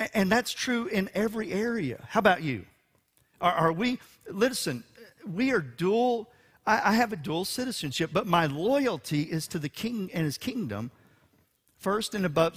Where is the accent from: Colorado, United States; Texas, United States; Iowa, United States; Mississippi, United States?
Texas, United States; Houston; for a Texan and for a Houstonian